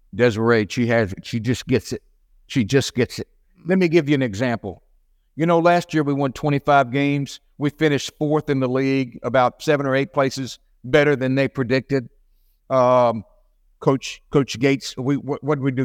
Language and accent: English; Little Rock, Arkansas, United States; moved away; I grew up in Little Rock, Arkansas, in a wonderful home, mom and dad, a Christian home.